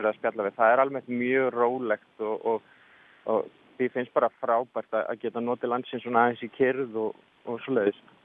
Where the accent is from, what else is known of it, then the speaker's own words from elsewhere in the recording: Reykjavík, Capital Region, Iceland; Ég er frá Reykjavík.